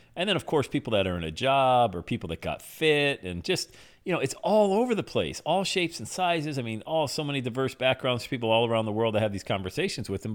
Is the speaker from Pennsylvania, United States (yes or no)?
yes; Bradford, Pennsylvania, United States; back in my hometown of Bradford, P